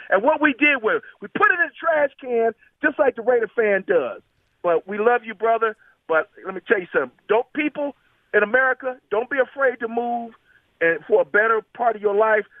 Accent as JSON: {"language": "English", "town": "Los Angeles", "region": "California", "country": "United States", "tie": "born or raised there", "moved": "as an adult", "lives_now": "Indianapolis, United States", "said": "I'm a transplant from Los Angeles. 2015, I had to move"}